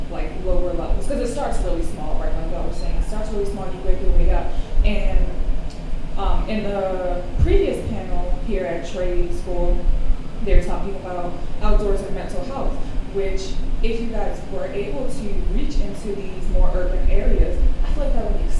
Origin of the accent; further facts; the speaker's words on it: Baltimore, Maryland, United States; I'm from Baltimore